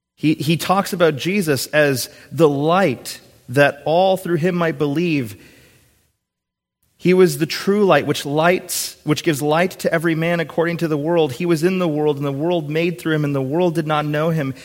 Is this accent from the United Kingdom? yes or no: no; Minnesota, United States; moved away; going back to my home state. I kind of turned into a little giddy seven or eight year old when I see the Minnesota state sign